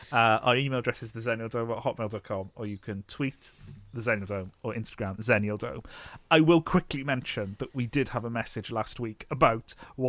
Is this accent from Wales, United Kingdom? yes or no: yes; Neath, Wales, United Kingdom; born or raised there